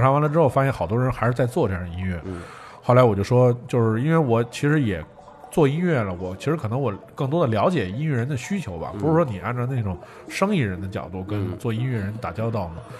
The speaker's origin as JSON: {"language": "Chinese", "region": "Beijing", "country": "China", "said": "都是海淀区人"}